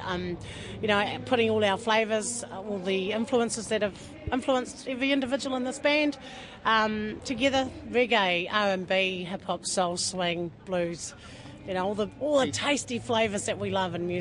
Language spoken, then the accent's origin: English; Waikato, New Zealand; I'm also from Waikato.